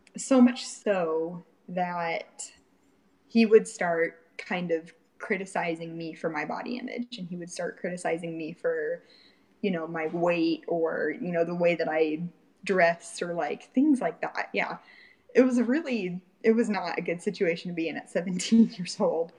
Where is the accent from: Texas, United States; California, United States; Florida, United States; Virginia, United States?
Florida, United States; Fort Pierce; I grew up in a little small town in Fort Pierce, Florida.